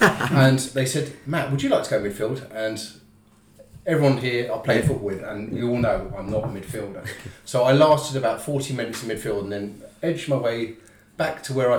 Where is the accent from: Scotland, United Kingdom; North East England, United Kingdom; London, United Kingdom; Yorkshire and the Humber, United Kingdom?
London, United Kingdom; When I was growing up in London